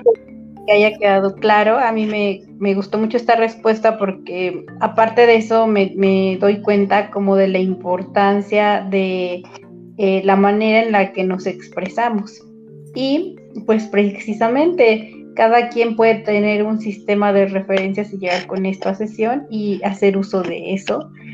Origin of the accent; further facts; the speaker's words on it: Mexico; somos mexicanos